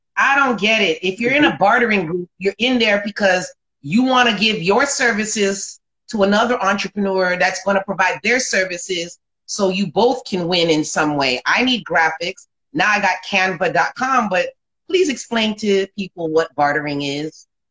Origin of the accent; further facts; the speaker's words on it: South Florida, United States; I'm from South Florida